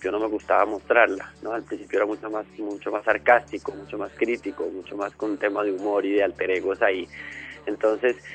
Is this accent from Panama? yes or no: no; Colombia; como ser humano que vive en este mundo, como colombiano, ¿no?